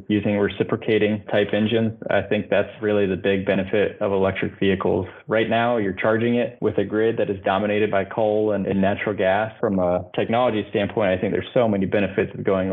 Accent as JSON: {"language": "English", "town": "Louisville", "region": "Kentucky", "country": "United States", "tie": "born or raised there", "said": "I grew up in Kentucky and living on the Ohio River in Louisville, Kentucky"}